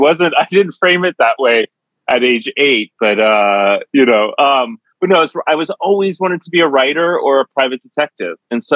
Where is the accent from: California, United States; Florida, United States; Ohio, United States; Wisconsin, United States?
Ohio, United States; Cincinnati; moved away as an adult; also born or lived in New York; I'm originally from Cincinnati, Ohio.